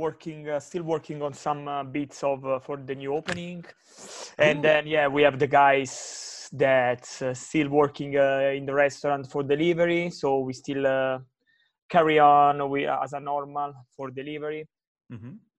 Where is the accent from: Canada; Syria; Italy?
Italy; Sessa Aurunca, Campania; English is a second language; moved away; And I'm really proud to say that I'm from Sessarunca, which is a town of 14,000 people.